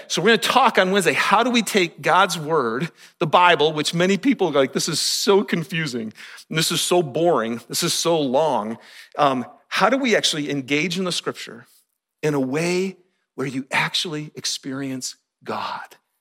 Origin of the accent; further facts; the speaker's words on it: Michigan, United States; moved away as an adult; also born or lived in Kentucky; growing up in Michigan